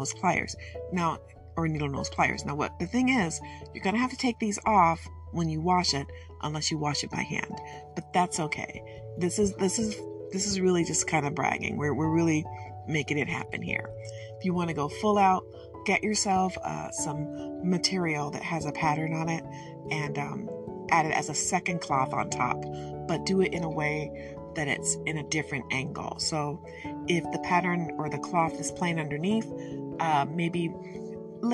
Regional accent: Michigan, United States; I'm from Michigan, so my English is very regionally influenced

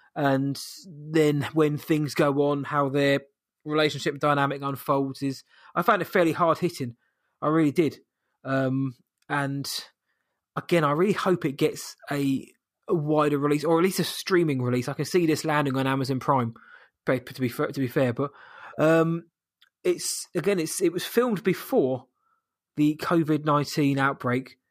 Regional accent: United Kingdom; I am British.

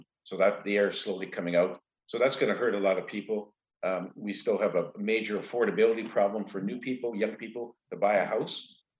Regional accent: Canada; Well, we have, we're more influenced by the United States for sure, because we're right, we're next door neighbors.

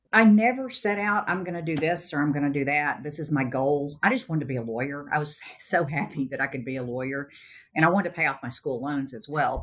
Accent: Sherman, Texas, United States; I stayed in my hometown of Sherman

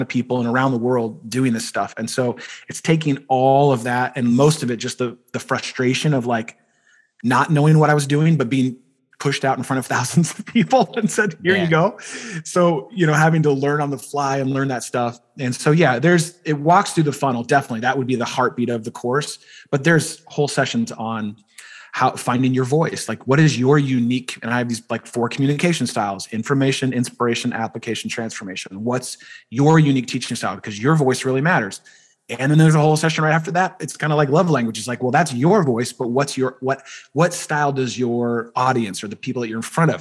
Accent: East Bay, Bay Area, California, United States; Bay Area, baby, East Bay

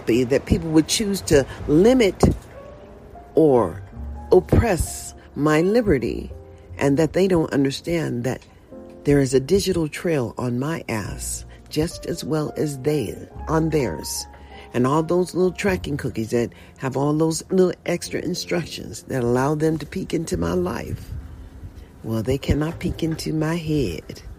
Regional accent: United States; also born or lived in Nevada; I was born in a USA

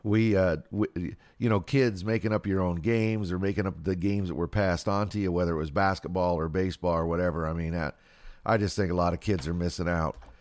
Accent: West Coast, United States; I grew up out in the West Coast

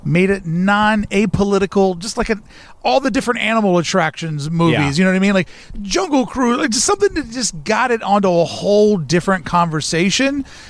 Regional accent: the South, United States; I am from the South.

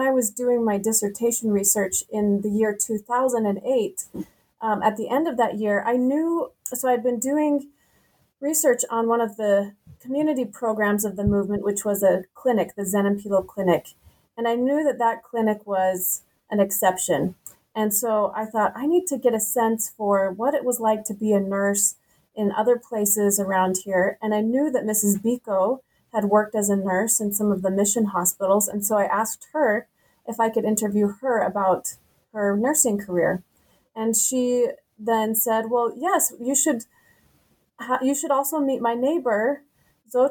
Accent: Logan, Utah, United States; I was born and raised in Logan, Utah

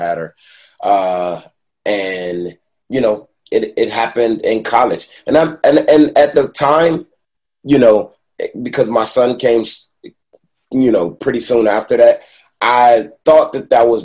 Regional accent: Detroit, Michigan, United States; now in Los Angeles, United States; I'm from Detroit

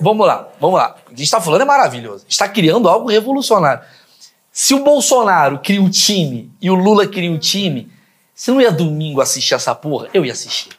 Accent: Brazil; a gente, como brasileiro

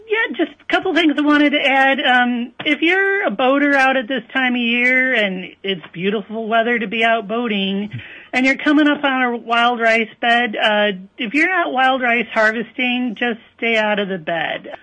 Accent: northern Illinois, United States; moved away as an adult; also born or lived in Wisconsin; now in Minnesota, United States; I grew up in northern Illinois, so I am a transplant

